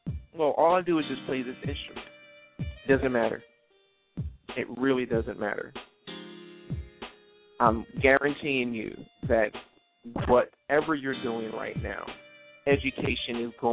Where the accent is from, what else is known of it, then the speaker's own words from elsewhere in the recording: New Jersey, United States; I grew up in South Jersey